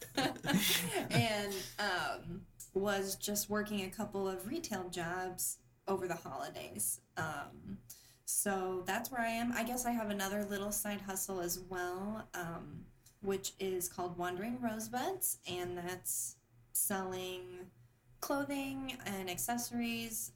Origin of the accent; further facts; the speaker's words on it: Huntington, Indiana, United States; also born or lived in Fort Wayne, Indiana; I grew up in the Midwest, um, mostly in a really small town, um, Huntington, Indiana